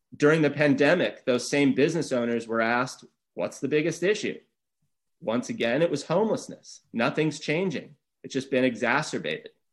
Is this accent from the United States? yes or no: yes; Santa Barbara, California, United States; I'm born and raised here. This is Santa Barbara's my hometown